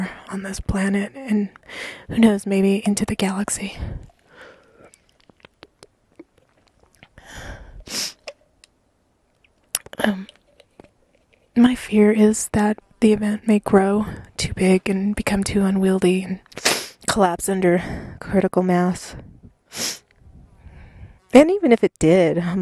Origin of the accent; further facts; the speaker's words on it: United States; as an American